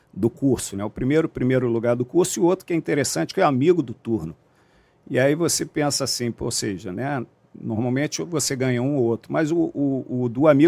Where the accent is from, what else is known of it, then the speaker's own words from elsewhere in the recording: Rio de Janeiro, Brazil; sou da Zona Oeste, né, do Rio de Janeiro, é, nascido e criado aqui, nunca saí do Rio de Janeiro até entrar nas Forças Armadas.